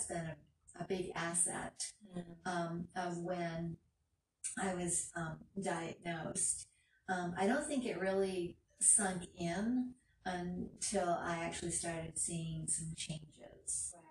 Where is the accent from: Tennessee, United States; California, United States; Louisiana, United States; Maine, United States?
Maine, United States; now in Florida, United States; I'm originally from Maine